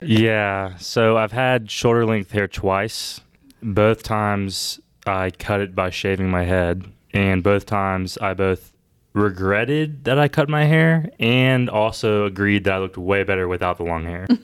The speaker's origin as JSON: {"language": "English", "town": "Bogart", "region": "Georgia", "country": "United States", "tie": "born or raised there", "lives_now": "Augusta, United States", "said": "I grew up in Bogart, Georgia, where I went to school kindergarten through twelfth grade"}